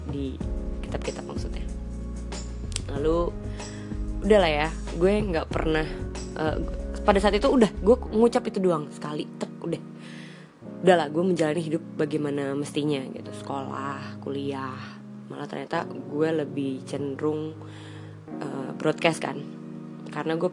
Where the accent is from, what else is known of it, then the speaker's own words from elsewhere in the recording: Bekasi, West Java, Indonesia; gue yang orang Bekasi rumahnya jauh dari pusat kota gue nggak tahu apa-apa tentang peradaban di Jakarta sana